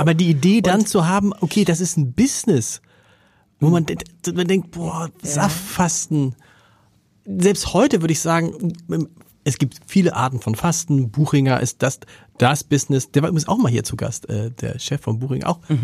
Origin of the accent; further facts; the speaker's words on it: Hamburg, Germany; als Hamburger